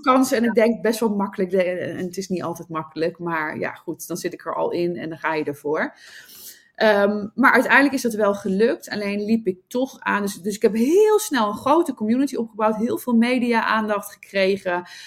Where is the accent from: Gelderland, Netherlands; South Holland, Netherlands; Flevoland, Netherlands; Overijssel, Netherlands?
Gelderland, Netherlands; Nijmegen; moved away as an adult; also born or lived in Sydney, Australia; now in Amsterdam, Netherlands; Ik kom oorspronkelijk uit eh, Nijmegen, waar ik ben opgegroeid